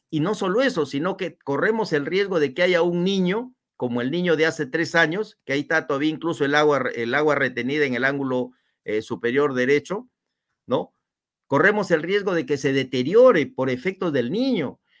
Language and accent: Spanish; Huamachuco, La Libertad, Peru; Sí, yo soy trujillano, yo nací en Guamachuco.